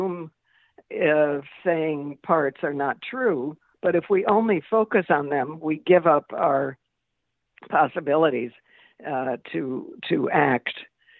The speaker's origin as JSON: {"language": "English", "town": "New York City", "region": "New York", "country": "United States", "said": "as a New Yorker"}